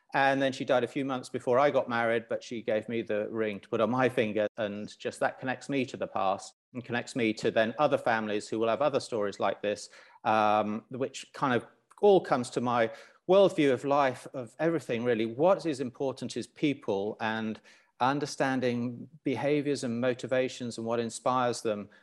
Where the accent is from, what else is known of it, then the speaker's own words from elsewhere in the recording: Lusaka, Lusaka Province, Zambia; moved away; I grew up in Zambia